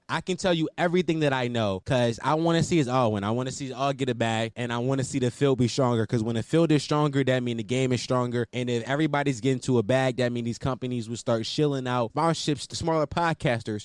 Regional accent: Philadelphia, Pennsylvania, United States; I am 100% from Philadelphia

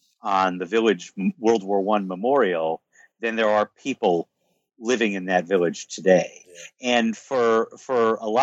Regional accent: United States; I was treated exceedingly well everywhere I went in France for no other reason than because I'm American

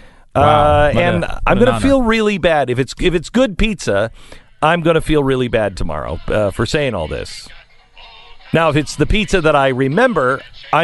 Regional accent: West Coast, United States; I grew up on the West Coast

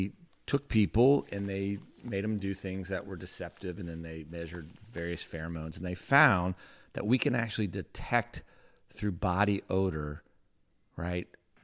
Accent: North Carolina, United States; I grew up in North Carolina.

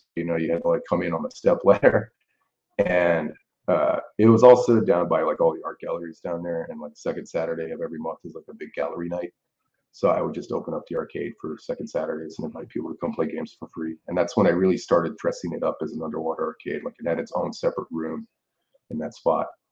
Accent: New Orleans, Louisiana, United States; I'm from New Orleans, Louisiana. I'm born and raised here.

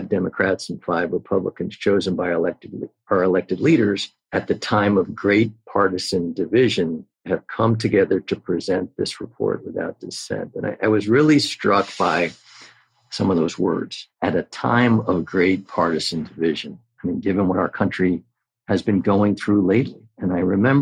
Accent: New York, United States; as a New Yorker

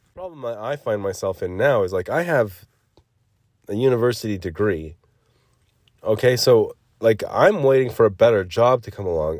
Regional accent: United States; I'm an American

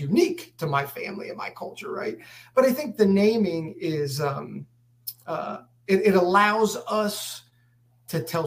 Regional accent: Harrisburg, Pennsylvania, United States; moved away as an adult; also born or lived in Texas; I was born and raised in Harrisburg

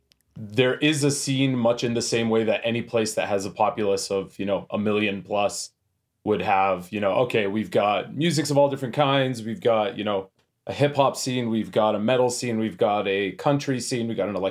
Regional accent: Edmonton, Alberta, Canada; now in Calgary, Canada; I'm hailing out of Calgary. I'm originally from Edmonton, so it creates a lot of confusion, but we're based out of Calgary.

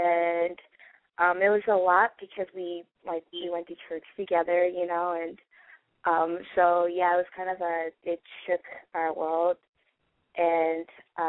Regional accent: Los Angeles, California, United States; Hi, I'm just going to go by …, and I'm 22, and I'm from Los Angeles.

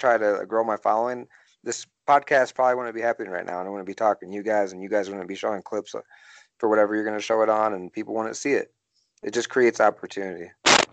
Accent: Sterling, Illinois, United States; moved away; I'm from Sterling, Illinois, and I was training there with one of my trainers

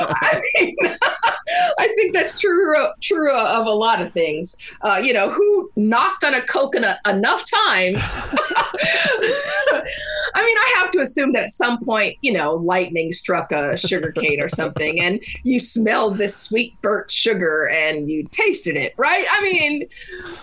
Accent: United States

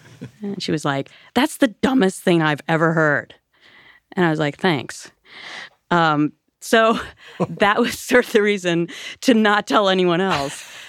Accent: Minnesota, United States; moved away; I grew up on the Mississippi River in Minnesota.

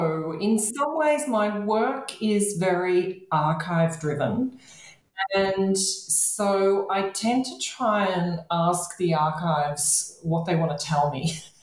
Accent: Australia; to bring myself geographically closer through my research project to my home country of Australia, if not to Australia

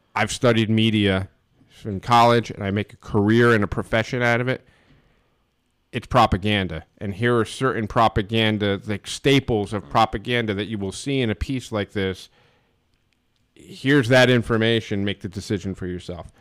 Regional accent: United States; A friend of mine, Chris Pensero, that I grew up with in Stanford

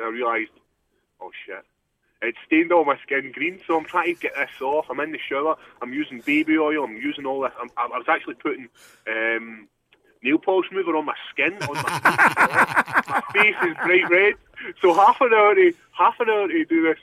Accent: Scotland, United Kingdom; born or raised there

